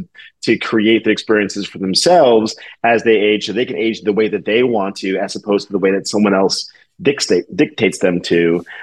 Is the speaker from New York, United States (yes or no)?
yes; New York, United States; I'm a New Yorker. We're not entertaining.